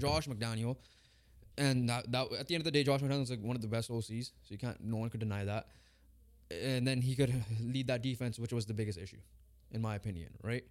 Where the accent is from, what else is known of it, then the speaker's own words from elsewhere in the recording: Canada; we're Canadian